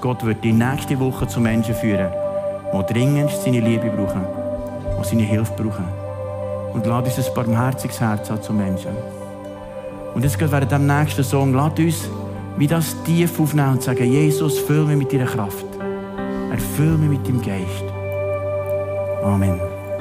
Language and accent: German; Switzerland; Zum Glück sind wir Schweizer